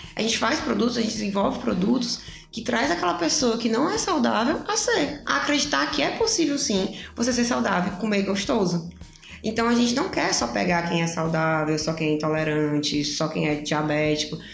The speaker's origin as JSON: {"language": "Portuguese", "town": "Pacajus", "region": "Ceará", "country": "Brazil", "moved": "yes", "lives_now": "Fortaleza, Brazil", "said": "eu vim do interior, eu sou de Pacajus, não interior tão interior, região metropolitana, 50 quilômetros daqui"}